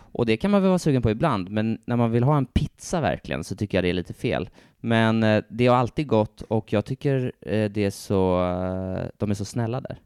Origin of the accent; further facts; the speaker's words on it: Stockholm, Stockholm County, Sweden; en riktig stockholmare precis som jag